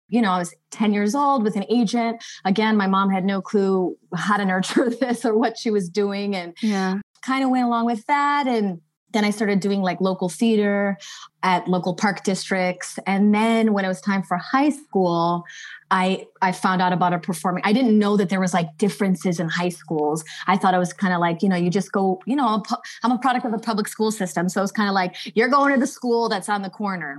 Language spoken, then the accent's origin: English; Chicago, Illinois, United States; now in Los Angeles, United States; I'm originally from Chicago.